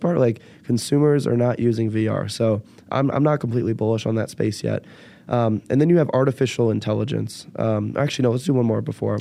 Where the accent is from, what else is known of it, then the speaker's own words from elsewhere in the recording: Bay Area, California, United States; now in Chicago, United States; I am from the Bay Area